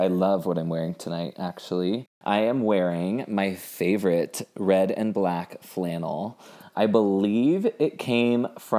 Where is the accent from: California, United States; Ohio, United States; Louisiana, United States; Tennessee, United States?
California, United States; San Francisco; now in Los Angeles, United States; I'm from San Francisco originally. I'm very LA now.